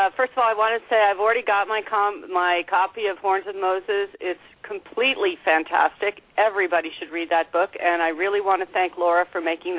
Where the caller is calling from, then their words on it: Canada; I'm calling from Canada.